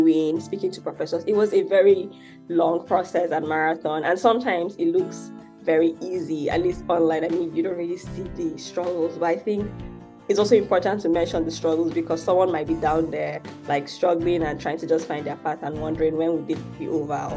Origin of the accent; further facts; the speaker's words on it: Akwa Ibom, Nigeria; moved away as an adult; also born or lived in Lagos, Nigeria; now in United States; I'm actually from, and I was born in Akwa Ibom State, which is a smaller state in Nigeria. And I only moved to Lagos about 5 years